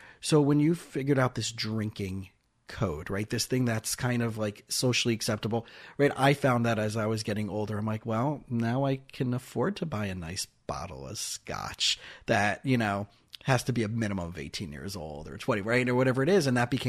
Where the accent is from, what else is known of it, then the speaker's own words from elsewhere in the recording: South Florida, United States; also born or lived in Israel; I grew up in South Florida, and after high school, I spent 2 years in Israel